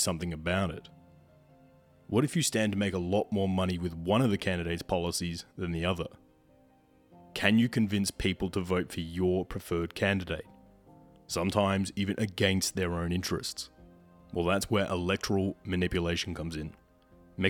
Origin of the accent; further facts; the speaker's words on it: Australia; here in my home country of Australia